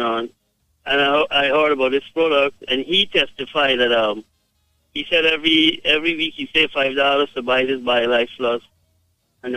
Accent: Guyana; I am from Guyana

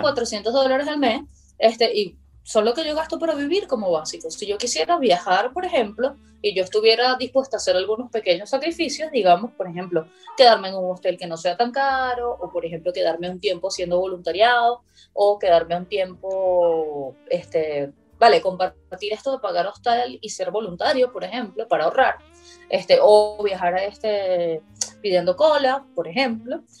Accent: Venezuela; moved away as an adult; now in Brazil; desde que salí de Venezuela, pues de 2012 a 2021

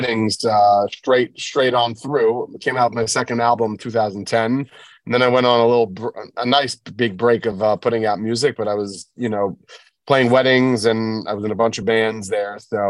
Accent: New York City, New York, United States; I grew up in Bell Harbor, New York, kind of like in between Brooklyn and the Five Towns.

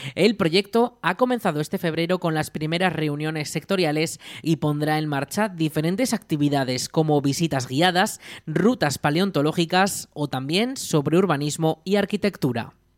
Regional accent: Zaragoza, Aragon, Spain; de dónde vengo, de mi pueblo, de Zaragoza

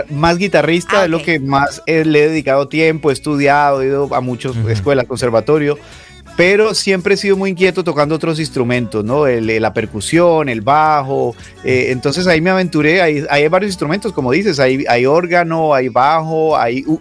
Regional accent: Cali, Valle del Cauca, Colombia; moved away as an adult; also born or lived in Sevilla, Colombia; now in Miami, United States; yo soy colombiano de la ciudad, eh, nací en Sevilla, crecí en Cali, eh, me dediqué a la música desde muy pequeño

